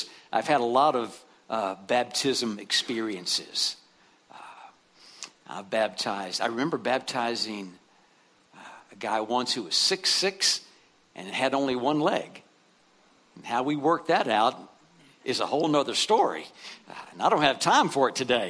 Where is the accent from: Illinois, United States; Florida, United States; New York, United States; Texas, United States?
Texas, United States; West; where I grew up in West Texas